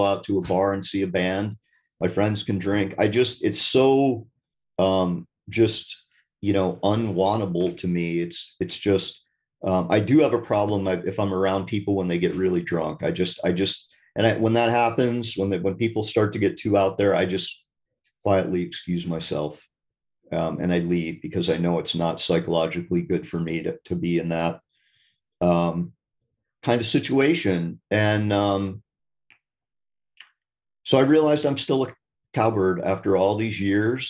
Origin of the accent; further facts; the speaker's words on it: Vermont, United States; I'm from Vermont, so it's a pretty wild